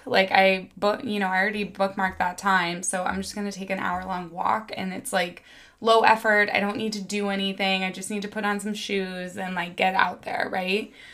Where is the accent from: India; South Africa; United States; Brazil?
United States; Missouri; moved away; also born or lived in New York City; I grew up in Missouri